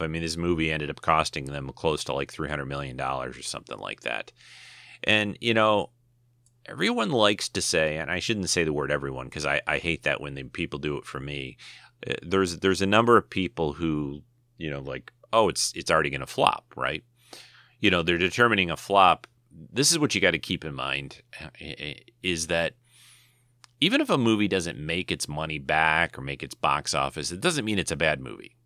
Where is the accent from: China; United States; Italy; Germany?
United States; Being maybe an American